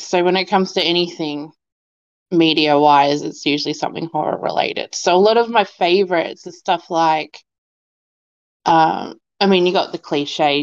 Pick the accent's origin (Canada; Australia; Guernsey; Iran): Australia; also born or lived in Melbourne; I'm actually based in Melbourne, so I'm Australian, born and bred, always have been.